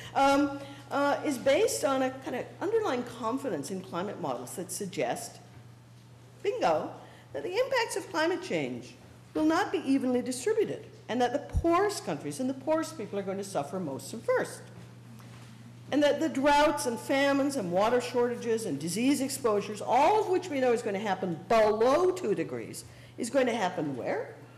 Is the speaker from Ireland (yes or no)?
no; Canada; as a Canadian